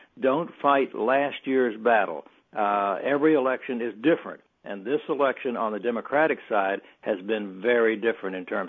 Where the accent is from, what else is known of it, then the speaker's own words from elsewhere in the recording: Dallas, Texas, United States; you had this event in Dallas, in my hometown